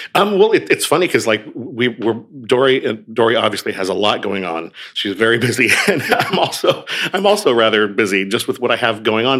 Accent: Oregon, United States; moved away; I grew up on the West Coast. I grew up in Oregon

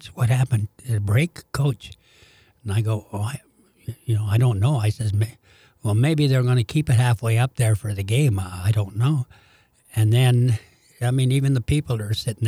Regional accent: Canada; moved away as an adult; now in St. Louis, United States; being a Canadian mm-hmm. and growing up in Hockey Night Canada

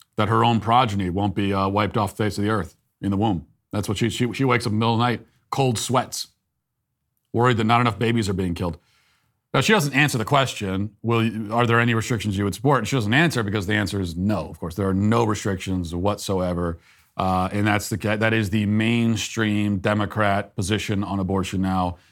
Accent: United States; Because I'm an American. And I want to be proud of my country

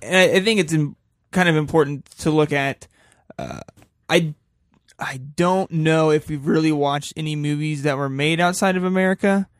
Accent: United States; we are American people that look at a lot of American films

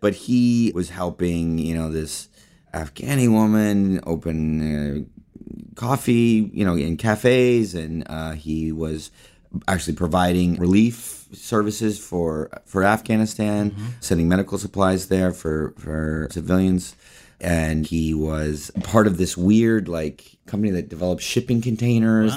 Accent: Palo Alto, California, United States; I was born in Palo Alto, California, in Northern California

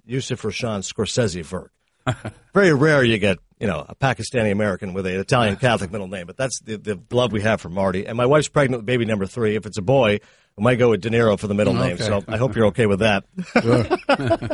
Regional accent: Canada; also born or lived in Toronto; I'm a Canadian guy, 38 years old. I was born in Toronto. I grew up in a small town.

